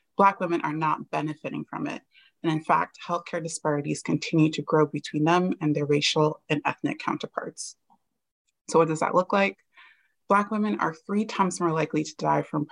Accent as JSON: {"language": "English", "region": "New Jersey", "country": "United States", "tie": "born or raised there", "moved": "as an adult", "lives_now": "Maryland, United States", "said": "I was born and raised in New Jersey, and I moved to Maryland about 8 years ago"}